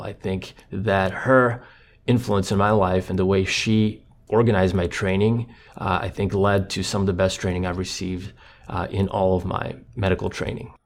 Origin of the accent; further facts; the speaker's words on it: Croatia; English is a second language; moved away; he grew up in Croatia in a similar environment that I did. He was on the coast, I was more inland